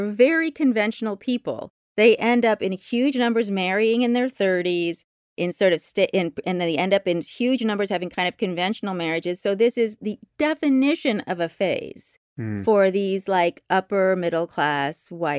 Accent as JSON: {"language": "English", "town": "Berkeley", "region": "California", "country": "United States", "tie": "born or raised there", "said": "growing up in Berkeley, and I was born in 1961, and my father's a professor at Berkeley."}